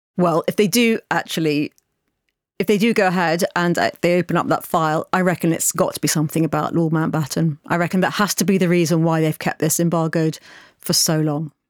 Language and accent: English; United Kingdom; as a British person